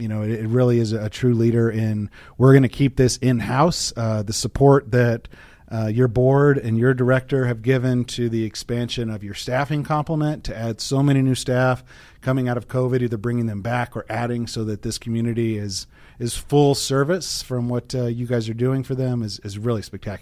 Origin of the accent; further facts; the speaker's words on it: Missouri, United States; also born or lived in Las Vegas, United States; now in Denver, United States; So growing up in Missouri, I'm a huge Kansas City Chiefs fan.